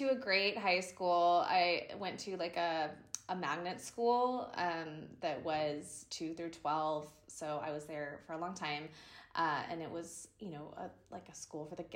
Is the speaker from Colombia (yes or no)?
no; Sarasota, Florida, United States; moved away as an adult; now in Dallas, United States; Sarasota, my hometown, because it's on the beach.